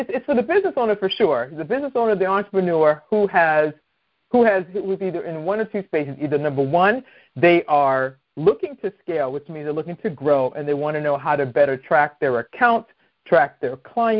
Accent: Boston, Massachusetts, United States; now in Maryland, United States; I'm originally from Boston

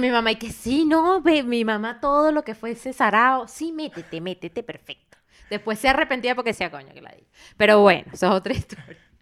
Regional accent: Venezuela; moved away; cuando volvamos a Venezuela

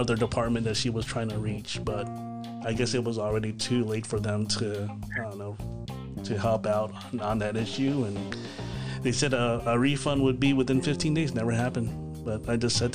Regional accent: Philippines; I'm Filipino

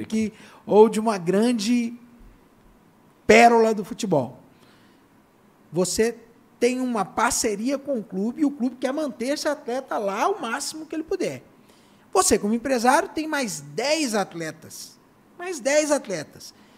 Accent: Belo Horizonte, Minas Gerais, Brazil; Belo Horizonte, nós somos de Belo Horizonte, eu sou de Belo Horizonte, aqui no, no bairro Santa Cruz, São Gabriel

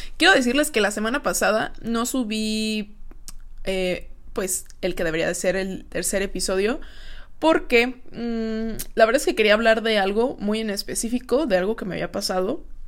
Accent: Guadalajara, Jalisco, Mexico; yo soy de aquí de Guadalajara

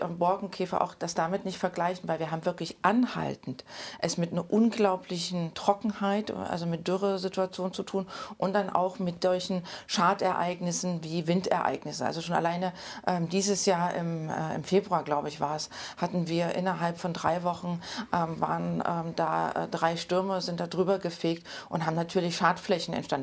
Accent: Leipzig, Saxony, Germany; moved away as an adult; also born or lived in Nordsachsen / Brandenburg / Thuringia; ich bin äh, 1980 in Leipzig geboren

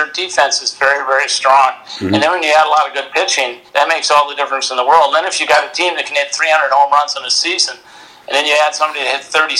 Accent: Midwest, United States; I have an affinity for the Cardinals because we had so many close connections growing up in the Midwest with the Cardinals.

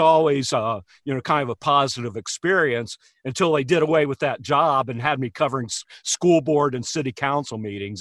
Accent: Hamilton, Ohio, United States; a little celebrity in my hometown, um, you know, outside of Hamilton, nobody knew who I was.

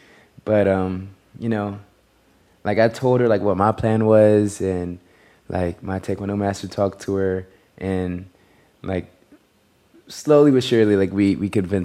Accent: North Carolina, United States; moved away as an adult; now in Los Angeles, United States; I was born in North Carolina, and my mom is actually from California, and I have family over here.

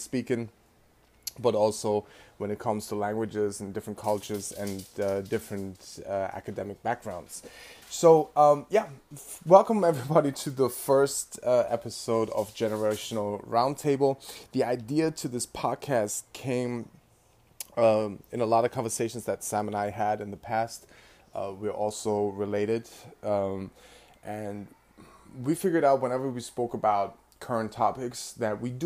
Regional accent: Bremen, Germany; now in New York, United States; I was actually born and raised in Bremen, Germany

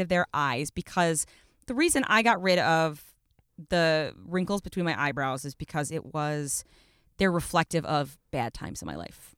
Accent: Buffalo, New York, United States; I grew up in Buffalo

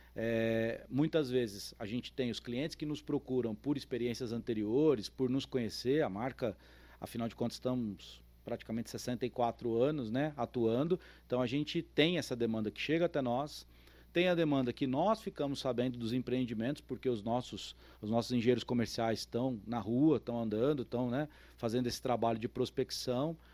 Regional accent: São Paulo, Brazil; moved away as an adult; also born or lived in São Carlos; now in São José do Rio Preto, Brazil; Eu sou paulistano, nasci em São Paulo, é, me mudei para estudar no interior de São Paulo, em São Carlos

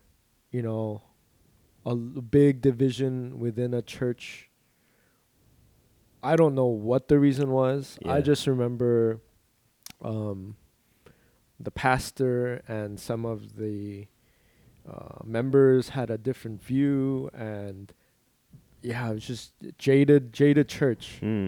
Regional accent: Buena Park, California, United States; English is a second language; also born or lived in Busan, South Korea / Ulsan, South Korea / Garden Grove, California; growing up in Buena Park

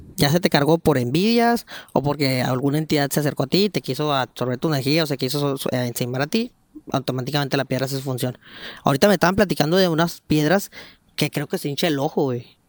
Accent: Mexico; como todo mexicano

